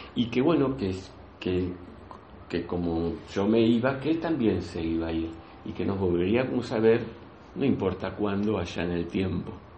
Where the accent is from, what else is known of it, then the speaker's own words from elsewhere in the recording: outskirts of Buenos Aires, Buenos Aires Province, Argentina; now in Spain; Yo nací en la Argentina, nací en, los, las afueras de la capital federal, por lo tanto mi forma de vida fue muy del campo